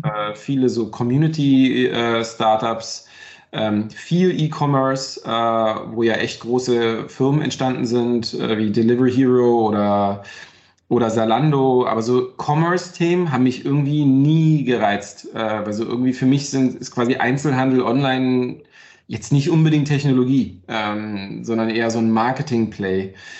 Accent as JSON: {"language": "German", "town": "Brandenburg an der Havel", "region": "Brandenburg", "country": "Germany", "tie": "born or raised there", "moved": "yes", "lives_now": "Berlin, Germany", "said": "ich komme ja halt aus Brandenburg, aus der Havel, ja. Wir hatten damals nicht viel, äh, weder im Osten noch nach der, nach der Wende"}